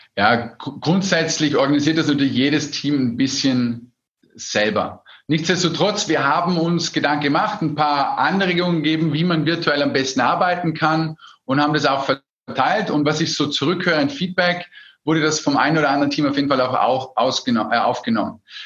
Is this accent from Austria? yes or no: yes; Austria; bei uns in Österreich, wo wir sehr stark tourismusabhängig sind